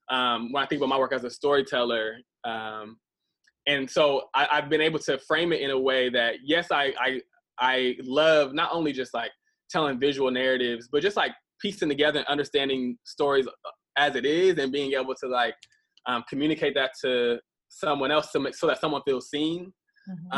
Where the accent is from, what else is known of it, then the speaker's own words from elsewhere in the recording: Midwest, United States; moved away; also born or lived in Atlanta; growing up in the Midwest